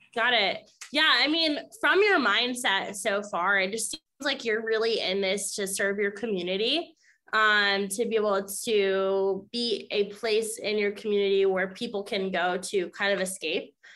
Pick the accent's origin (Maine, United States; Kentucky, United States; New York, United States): Maine, United States; now in Florida, United States; I'm located in Florida now, but I grew up in Maine